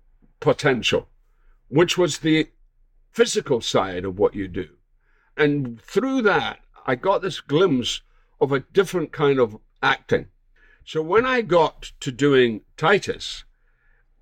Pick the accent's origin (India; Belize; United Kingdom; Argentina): United Kingdom; Scotland; moved away as an adult; now in United States; I'm a Scot and I was raised in the British theatre